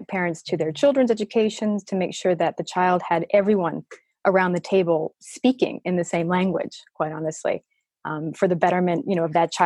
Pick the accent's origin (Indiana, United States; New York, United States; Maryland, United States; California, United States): Maryland, United States; also born or lived in Washington, D.C. / Madrid, Spain; So I'm originally from Maryland. I was born in DC. I'm from Maryland.